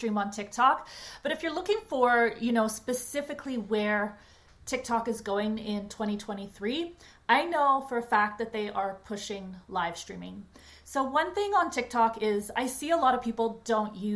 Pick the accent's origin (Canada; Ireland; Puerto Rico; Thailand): Canada; also born or lived in Toronto, Canada; I'm Canadian and based in Toronto